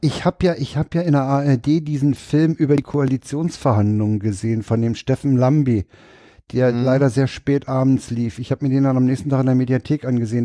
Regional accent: Berlin, Germany; als Berliner

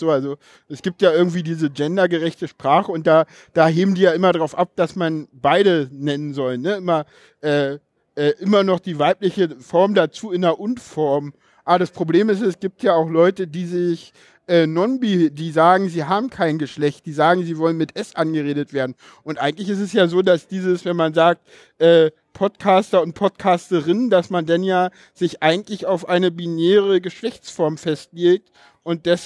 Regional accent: East Germany, Germany; ich komme aus dem Osten, genau.

